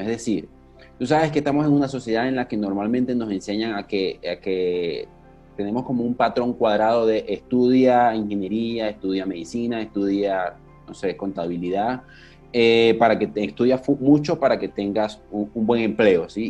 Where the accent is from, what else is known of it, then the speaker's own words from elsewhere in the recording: Maracaibo, Zulia, Venezuela; yo también soy maracucho